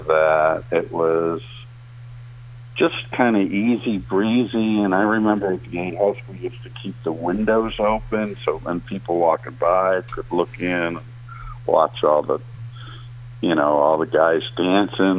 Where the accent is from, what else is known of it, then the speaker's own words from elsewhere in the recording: Amherst, Massachusetts, United States; I grew up in Amherst, Massachusetts